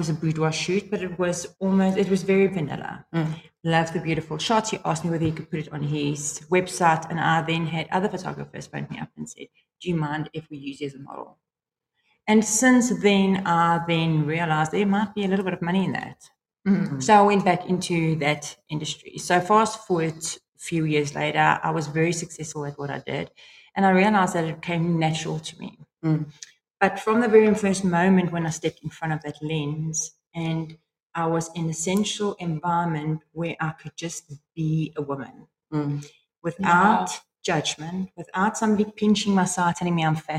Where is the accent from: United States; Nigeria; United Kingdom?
United Kingdom; England; Yeah, well, although we are English folks, I mean, a French guy would walk in here and say we're both wrong with our accent.